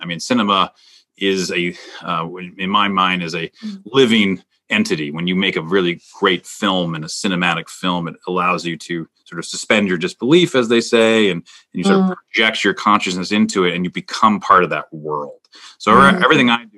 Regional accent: Minnesota, United States; moved away; I'm originally from Minnesota.

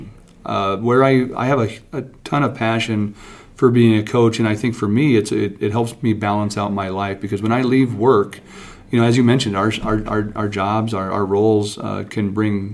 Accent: Wyoming, United States; moved away as an adult; now in Duluth, United States; growing up in Wyoming

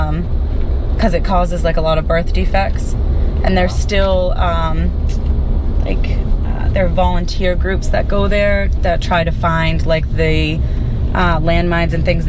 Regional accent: United States; as an American

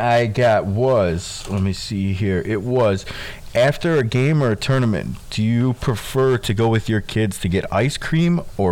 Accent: Chicago, Illinois, United States; I'm from Chicago

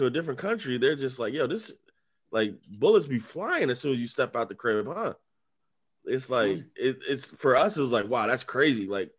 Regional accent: United States; We're like, oh, we're from America.

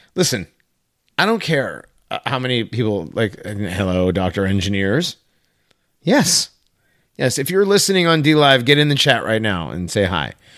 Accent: Hartford, Connecticut, United States; moved away; also born or lived in Avon / Maine; I grew up there. I grew up, I'm, you know, I'm, I'm from the Hartford area, so. I grew up there

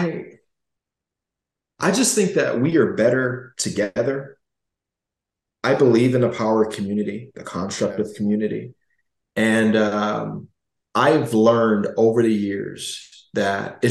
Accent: Gary, Indiana, United States; I was growing up in Gary, Indiana

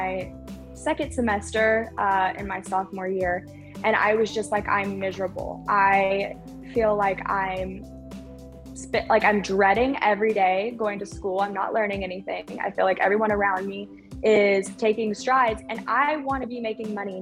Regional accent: Oklahoma, United States; I grew up in Oklahoma

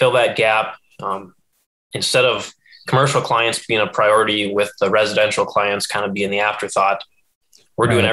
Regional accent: Moorhead, Minnesota, United States; moved away as an adult; now in Grand Rapids, United States; I'm born and raised in Moorhead, Minnesota

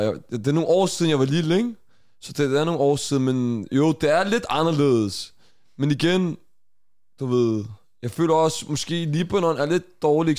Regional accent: Denmark; vi er fra Danmark

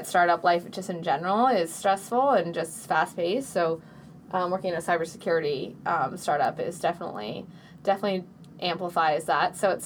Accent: Boston, Massachusetts, United States; I was born and raised here in Boston

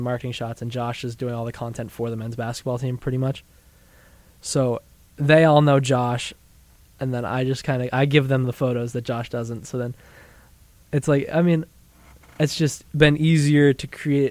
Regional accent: New Hampshire, United States; moved away; growing up in New Hampshire, there's a bunch of ski mountains and stuff

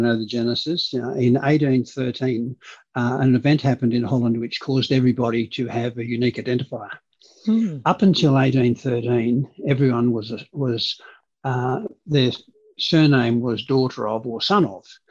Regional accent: Hornsby, New South Wales, Australia; first language Dutch; English is a second language; also born or lived in Canberra; So we grew up in Hornsby

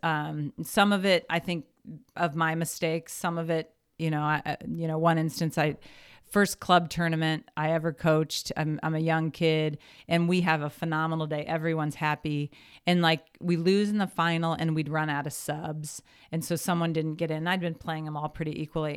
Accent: Lincoln, Nebraska, United States; moved away as an adult; also born or lived in Washington, D.C. / Maryland / Waterloo, Iowa / Missouri; in third grade, I moved to Lincoln, Nebraska. And so I was in Lincoln. Yeah, I'm a graduate, I graduated from high school from Lincoln East in, in Lincoln

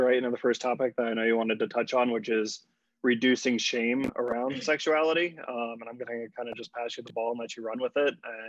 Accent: Virginia Beach, Virginia, United States; born or raised there

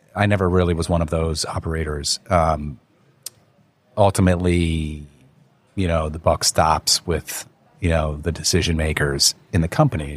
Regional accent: Wayne, New Jersey, United States; moved away as an adult; also born or lived in New York; now in Hong Kong; I was born in New York, but I really grew up in North Jersey.

